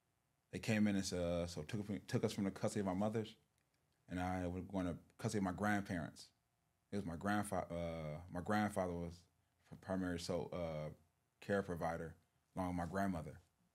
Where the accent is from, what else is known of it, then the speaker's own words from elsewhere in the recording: Los Angeles, California, United States; I grew up in South Los Angeles right here. Probably, you know, down at the 120s. Growing up right there, born and raised.